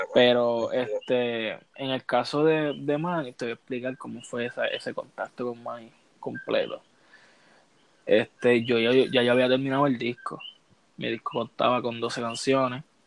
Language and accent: Spanish; Puerto Rico; yo soy de Puerto Rico